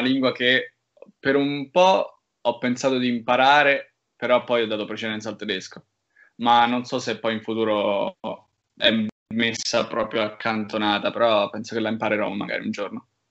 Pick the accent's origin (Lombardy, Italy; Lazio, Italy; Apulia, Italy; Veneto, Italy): Lazio, Italy; Rome; moved away as an adult; also born or lived in Cesena; una città in cui sono nato e cresciuto